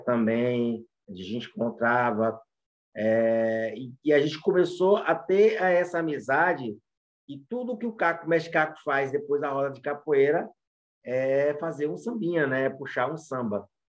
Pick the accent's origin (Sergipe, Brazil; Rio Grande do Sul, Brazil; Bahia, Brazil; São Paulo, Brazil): Bahia, Brazil; Muritiba; eu passei minha adolescência inteira crescendo ali em Muritiba, que é perto de Santo Amaro, Cachoeira e São Félix.